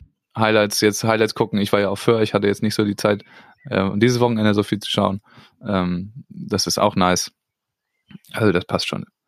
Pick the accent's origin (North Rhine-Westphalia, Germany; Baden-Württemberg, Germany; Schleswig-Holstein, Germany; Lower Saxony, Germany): Schleswig-Holstein, Germany; da haben wir natürlich profitiert als Schleswig-Holsteiner